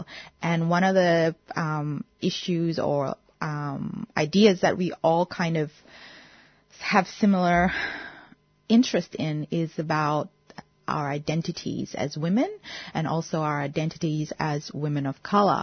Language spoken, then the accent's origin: English; Indonesia; now in Melbourne, Australia; I'm a Melbourne-based artist, and I was born in Indonesia and now live in Australia.